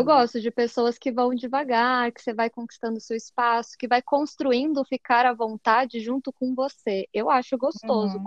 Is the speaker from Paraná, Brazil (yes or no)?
yes; Curitiba, Paraná, Brazil; sou curitibana